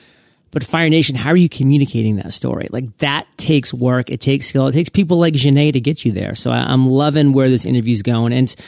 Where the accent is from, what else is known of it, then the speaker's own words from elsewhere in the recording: Maine, United States; You know, I'm from Maine, so I resonate with New Hampshire. I resonate with Worcester.